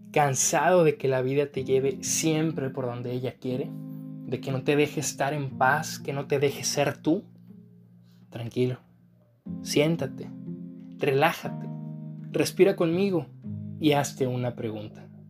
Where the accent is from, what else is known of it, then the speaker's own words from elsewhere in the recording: Mexico; yo soy mexicano, al ser mexicano